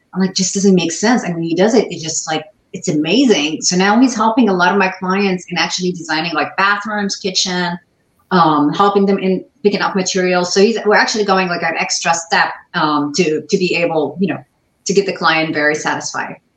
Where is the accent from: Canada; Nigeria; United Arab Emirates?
United Arab Emirates; Dubai; English is a second language; moved away as an adult; also born or lived in Ohio, United States; now in United States; I was born lived in Dubai, but I'm not from there